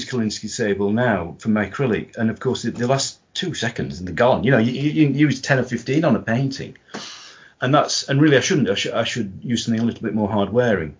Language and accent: English; Yorkshire and the Humber, United Kingdom; now in Derbyshire, United Kingdom; being a Yorkshireman